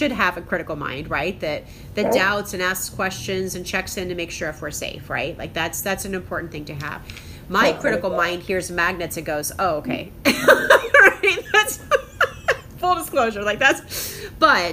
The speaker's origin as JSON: {"language": "English", "town": "Crown Point", "region": "Indiana", "country": "United States", "tie": "born or raised there", "said": "my hometown of Crown Point, Indiana, and my current hometown"}